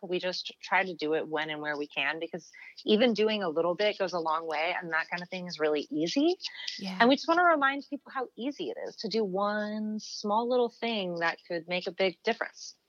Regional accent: United States; I'm English, but I was born in America to British parents uh, who both live back in England now.

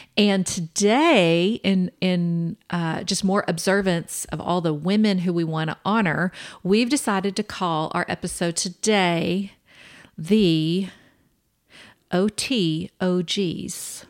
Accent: Kansas City, Kansas, United States; now in Permian Basin, United States; we are originally from Kansas City, Kansas

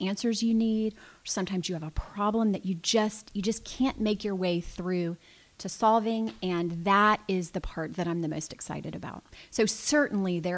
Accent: Lakeland, Florida, United States; I was born in Lakeland. I've lived here with the exception of just a tiny little bit of time in college.

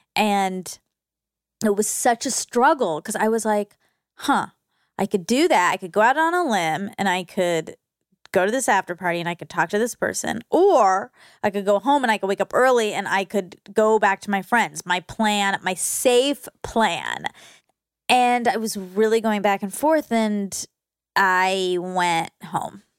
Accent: Georgia, United States; I grew up in Georgia

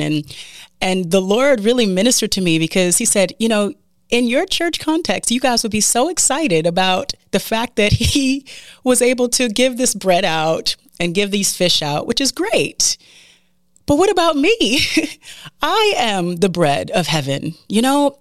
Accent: United States; as an American

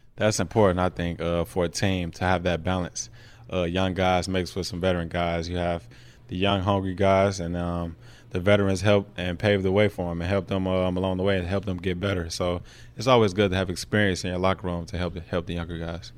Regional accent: United States; being American

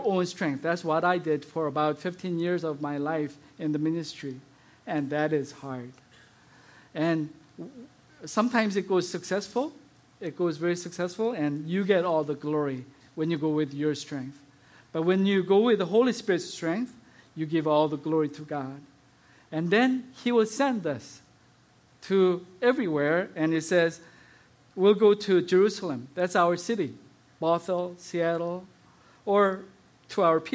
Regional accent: South Korea; moved away; As I was growing up in South Korea

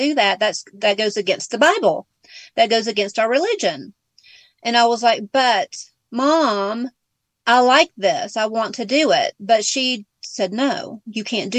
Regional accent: Georgia, United States; accent: Southern; now in Big Bear, United States; I'm from Georgia. That's why I have the Southern accent too

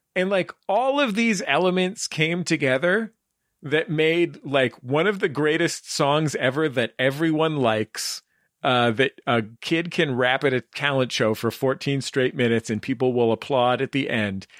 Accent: San Francisco, California, United States; growing up in San Francisco

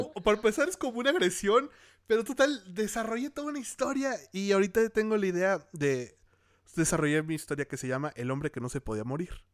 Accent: Torreón, Coahuila, Mexico; moved away; also born or lived in Mexico City; yo soy de Torreón, Coahuila

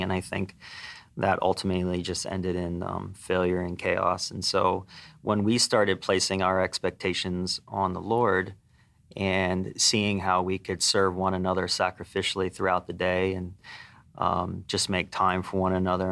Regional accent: Pennsylvania, United States; moved away as an adult; I grew up in Pennsylvania

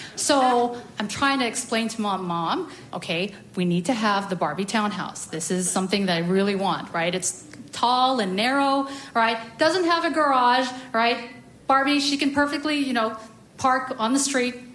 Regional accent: United States; growing up in the States but never owning a washer and dryer

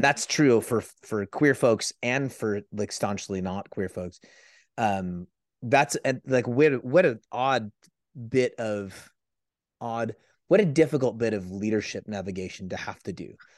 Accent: San Francisco Bay Area, California, United States; I'm from the San Francisco

